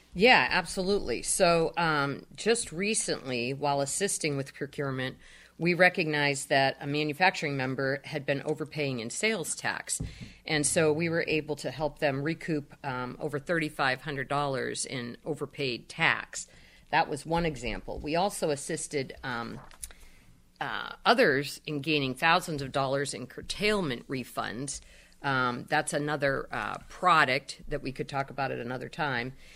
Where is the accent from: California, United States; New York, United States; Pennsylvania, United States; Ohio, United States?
Pennsylvania, United States; Erie; I was born and raised in Erie